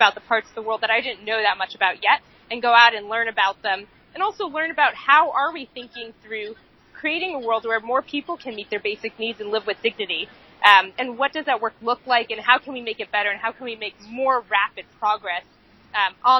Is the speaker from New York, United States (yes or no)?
yes; New York City, New York, United States; moved away as an adult; also born or lived in Rwanda; growing up in Lower Manhattan